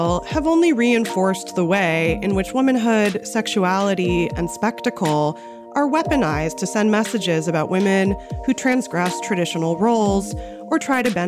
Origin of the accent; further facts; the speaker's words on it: Los Angeles, California, United States; my hometown of North Hollywood in the San Fernando Valley